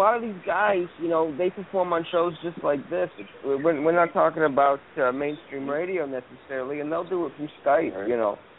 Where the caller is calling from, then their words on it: Los Angeles, California, United States; I'm calling from L.A., Los Angeles.